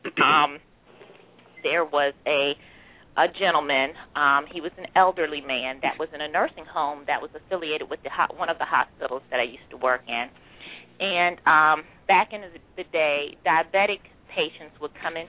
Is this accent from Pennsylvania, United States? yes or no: yes; Philadelphia, Pennsylvania, United States; I grew up in West Philly, 63rd and Jefferson